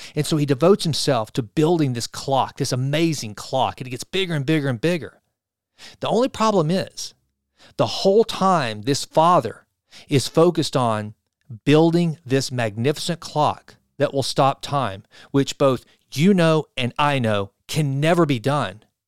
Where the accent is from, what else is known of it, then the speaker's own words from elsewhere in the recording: Sulphur Springs, Texas, United States; Sulphur Springs, my hometown